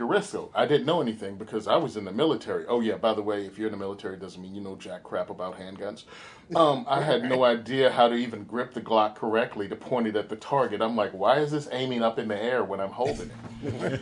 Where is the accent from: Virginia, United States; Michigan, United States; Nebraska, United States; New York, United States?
Virginia, United States; Western; I grew up in Virginia